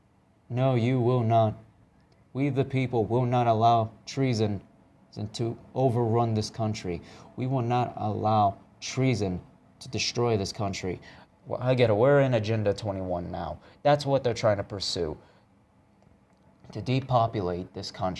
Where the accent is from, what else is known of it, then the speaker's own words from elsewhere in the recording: United States; We, the American people